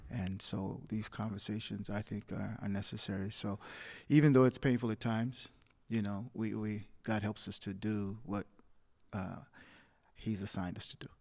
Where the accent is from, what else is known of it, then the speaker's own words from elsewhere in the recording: Muskegon Heights, Michigan, United States; a government subsidized housing complex that we grew up in in Muskegon Heights.